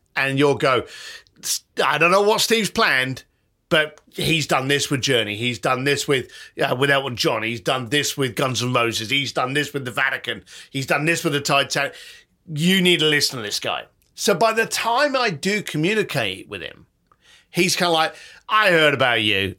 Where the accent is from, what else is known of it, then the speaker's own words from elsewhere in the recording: London, United Kingdom; as a kid growing up in London